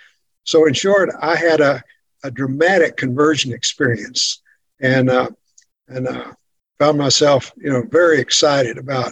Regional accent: the Bible Belt, United States; growing up in the Bible Belt.

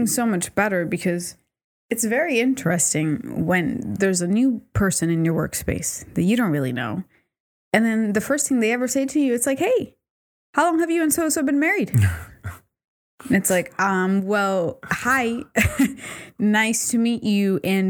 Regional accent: Puerto Rico; Oh, you're from Puerto Rico. I'm from Puerto Rico, too.

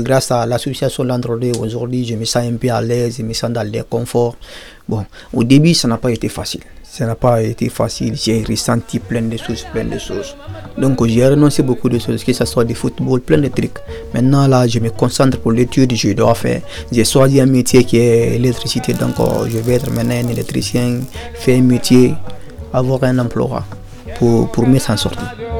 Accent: Guinea; now in France; je suis de la nationalité guinéenne, de, Guinée-Conakry

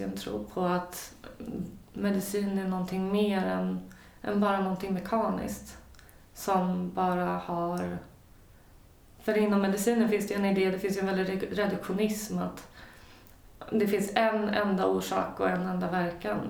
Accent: Sweden; som svensk

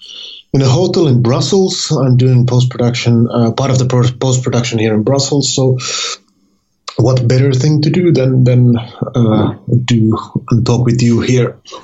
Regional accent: Finland; I'm from Finland

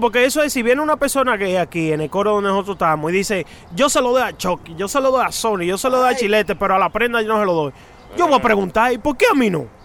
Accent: New York City, New York, United States; cuando yo crecí en Queens, en Astoria

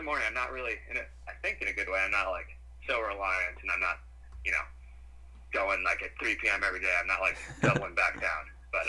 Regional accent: Boston, Massachusetts, United States; also born or lived in Vermont; I mean, I'm from Boston, and... I lived in Vermont for 5 years

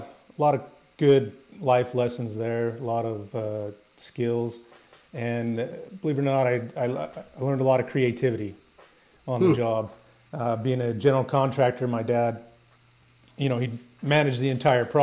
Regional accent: Utah, United States; I grew up in the Rocky Mountains in Utah

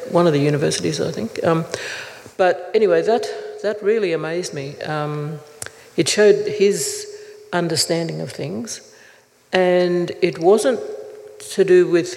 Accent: Gold Coast, Queensland, Australia; also born or lived in Brisbane; I was born in Brisbane, but grew up on my father's people's land on the Gold Coast

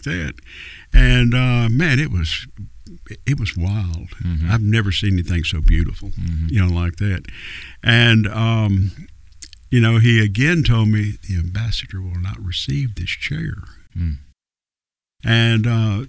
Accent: Mississippi, United States; I am from Mississippi

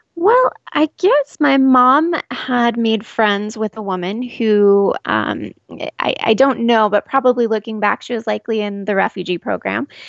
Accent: Scottsdale, Arizona, United States; I've been living in Arizona my entire life in the Scottsdale area, born and raised.

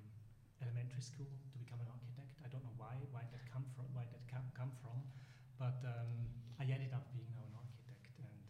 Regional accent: St. Gallen, Switzerland; also born or lived in Atlanta; I'm back in St. Gallen, my hometown again, and have my practice there.

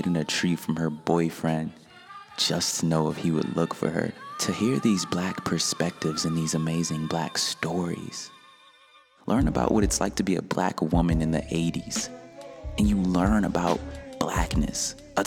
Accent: Detroit, Michigan, United States; I grew up in Detroit, Michigan, and in a part where some would refer to as the hood

